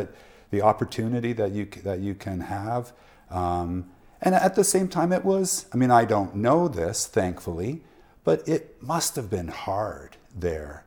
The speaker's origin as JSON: {"language": "English", "town": "Prince George", "region": "British Columbia", "country": "Canada", "tie": "born or raised there", "said": "I'm born and raised in Prince George."}